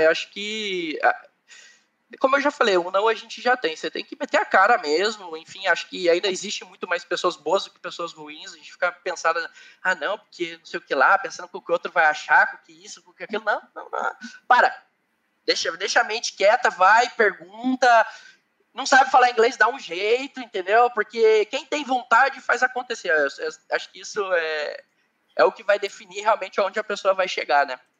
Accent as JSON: {"language": "Portuguese", "town": "Curitiba", "region": "Paraná", "country": "Brazil", "tie": "born or raised there", "moved": "as an adult", "lives_now": "Ireland", "said": "eu sou do Sul, é, eu nasci em Curitiba, é, eu sou da região, sempre morei na região norte de qualquer lugar, até na Irlanda eu moro na região norte, é, então eu sou de Curitiba"}